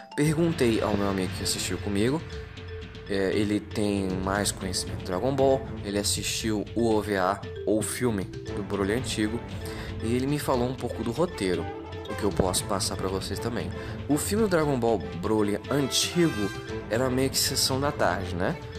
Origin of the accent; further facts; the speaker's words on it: Brazil; como brasileiro